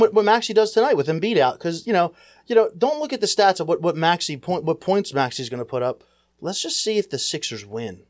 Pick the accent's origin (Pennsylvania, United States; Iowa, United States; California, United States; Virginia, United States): Pennsylvania, United States; Philadelphia; as a Philadelphian